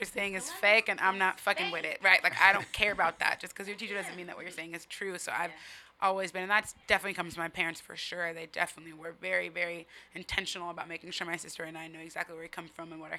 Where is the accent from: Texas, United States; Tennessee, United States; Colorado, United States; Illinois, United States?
Colorado, United States; Denver; moved away as an adult; also born or lived in Brooklyn, New York / Barbados (family); now in Seattle, United States; And then I grew up mostly in Denver, though, and I lived there most of my life. My parents still live there. I've been in the same house for like 20 years.